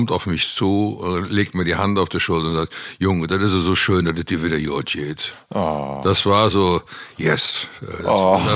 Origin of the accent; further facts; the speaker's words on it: Cologne, North Rhine-Westphalia, Germany; Also ich fühle mich in Köln schon sehr wohl, muss man schon sagen. Also Köln ist eindeutig mein, meine Heimat.